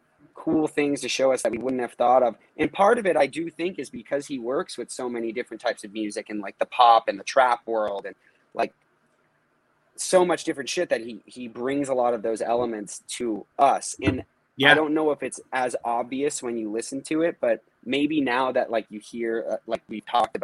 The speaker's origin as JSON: {"language": "English", "region": "Northeast", "country": "United States", "tie": "born or raised there", "said": "Like, this is what we grew up doing. Just growing up in the Northeast, everyone played in basements, shows, practices, whatever."}